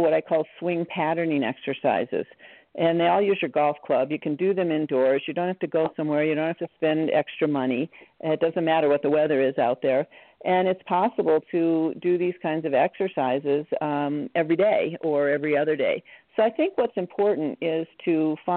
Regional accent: Wisconsin, United States; I grew up in Wisconsin

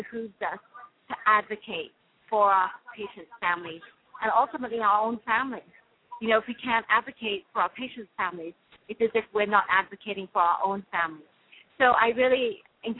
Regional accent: United Kingdom; accent: British; now in United States; my British accent will be on full force there

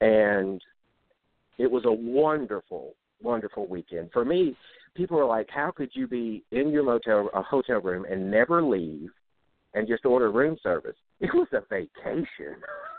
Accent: Jigger, Louisiana, United States; now in Monroe, United States; I'm from Jigger, Louisiana, living in Monroe, Louisiana, which is still less than an hour's drive from Jigger.

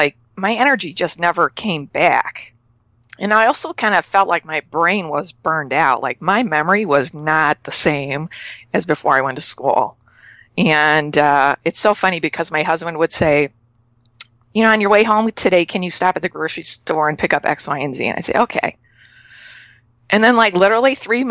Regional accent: Chicago, Illinois, United States; moved away as an adult; now in Canada; I'm moving from Canada back to Chicago, where I'm born and raised.

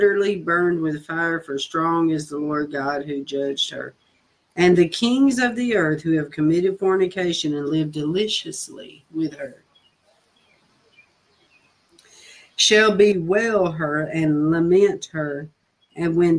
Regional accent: Nashville, Tennessee, United States; moved away; my accent just tells, you know. And so I told him I was from Nashville

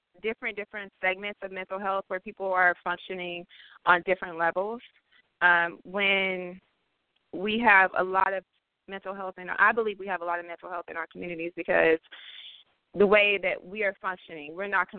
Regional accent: Oakland, California, United States; also born or lived in Vallejo, California; now in Oregon, United States; I was born in East Oakland, born and raised. Also lived in Vallejo partway of my life. Now I live in Oregon.

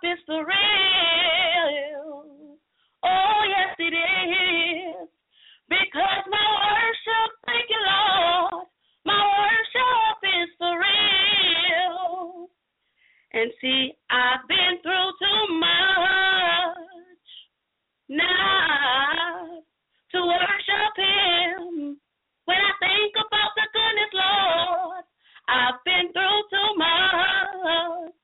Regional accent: New Orleans, Louisiana, United States; I reside, and I am originally from New Orleans, Louisiana

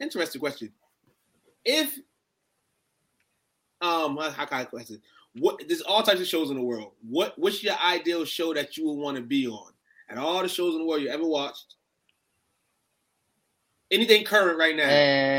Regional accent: Massachusetts, United States; I'm from Massachusetts.

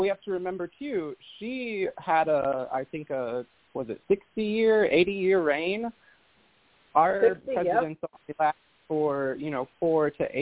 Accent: Indiana, United States; now in Florida, United States; I came from Indiana. So I am a Midwestern witch, born and raised. I live in Florida now

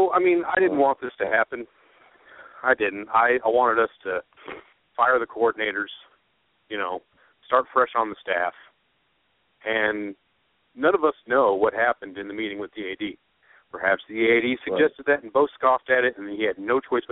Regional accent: Wood River, Nebraska, United States; Grew up 10-15 minutes from my hometown. Wood River, Nebraska.

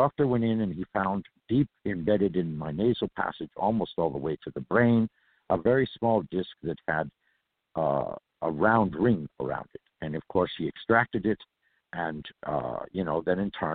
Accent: California, United States; I am a native from California

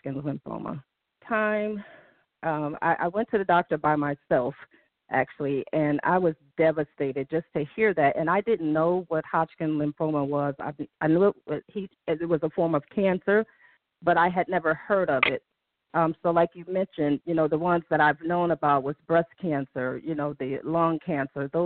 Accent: Detroit, Michigan, United States; I'm from Detroit.

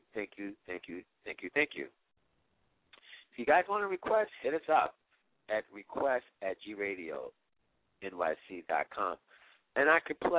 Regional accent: Washington, District of Columbia, United States; I grew up in the Washington, the DMV, as we would say, the D.C., Maryland, Virginia area

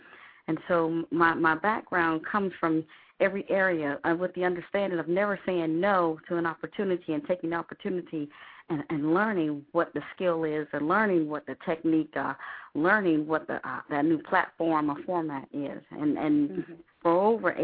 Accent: South Georgia, United States; also born or lived in Madrid, Spain; I got all my whoopings in South Georgia. So I'm... So I hail from South Georgia

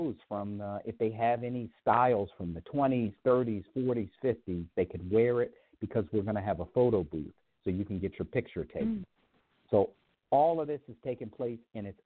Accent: Baltimore, Maryland, United States; now in San Francisco, United States; Baltimore, originally.

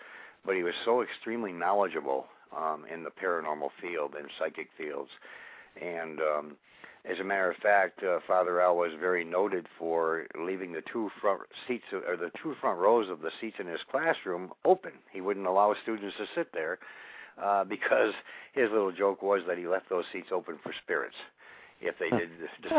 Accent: Olean, New York, United States; born or raised there

